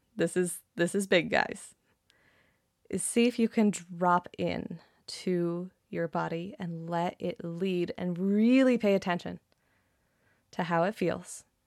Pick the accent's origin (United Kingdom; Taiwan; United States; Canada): Canada; I'm Canadian